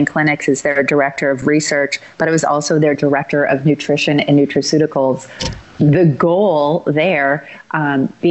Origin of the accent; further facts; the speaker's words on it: Chicago, Illinois, United States; I grew up in Chicago and went to high school in Barrington.